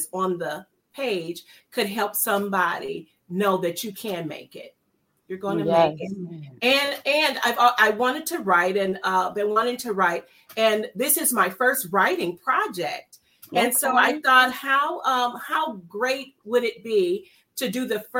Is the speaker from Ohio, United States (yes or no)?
yes; Cleveland, Ohio, United States; I am also from that great city of Cleveland, Ohio